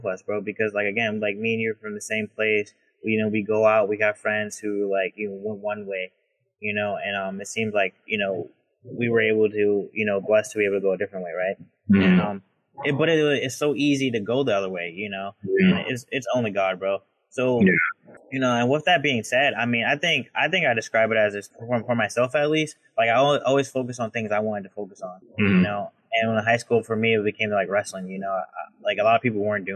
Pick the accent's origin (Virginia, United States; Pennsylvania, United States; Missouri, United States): Virginia, United States; Richmond; We're both from Richmond, Virginia, inner city environment.